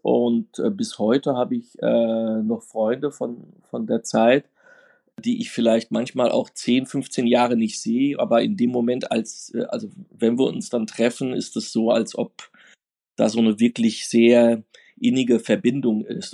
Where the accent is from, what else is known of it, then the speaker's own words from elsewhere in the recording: Offenbach am Main, Hesse, Germany; Ich bin in Offenbach groß geworden.